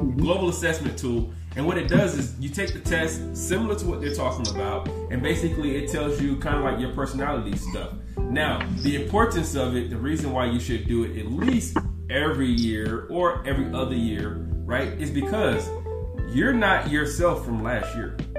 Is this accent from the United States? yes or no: yes; the South, United States; I'm from the South. We just talk loud